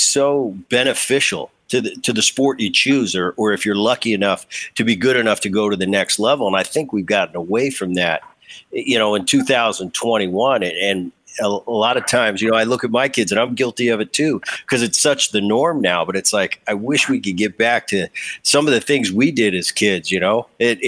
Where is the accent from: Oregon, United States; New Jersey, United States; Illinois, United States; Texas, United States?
New Jersey, United States; I have so many fond memories I grew up in Jersey.